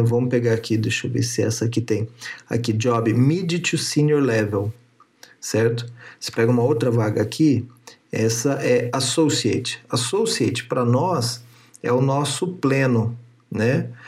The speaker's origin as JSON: {"language": "Portuguese", "region": "Paraná", "country": "Brazil", "tie": "born or raised there", "moved": "as an adult", "lives_now": "São Paulo, Brazil", "said": "eu nasci no Paraná e vim morar em São Paulo, porque era uma área que eu queria trabalhar na área de segurança"}